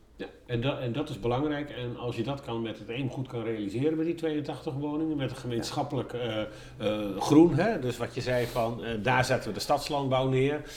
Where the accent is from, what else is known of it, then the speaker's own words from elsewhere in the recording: Groningen, Netherlands; now in Lelystad, Netherlands; ik kom zelf uit een dorp, ik ben in Groningen geboren.